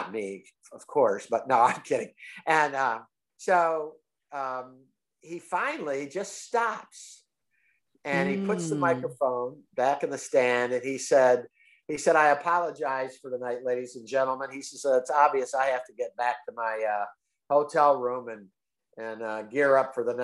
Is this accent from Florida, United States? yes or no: yes; Tampa, Florida, United States; I'm from Tampa, Florida